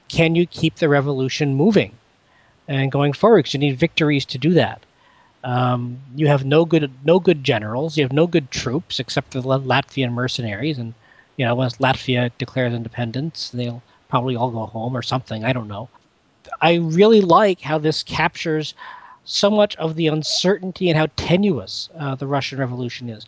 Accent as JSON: {"language": "English", "country": "Canada", "said": "I'm a Canadian"}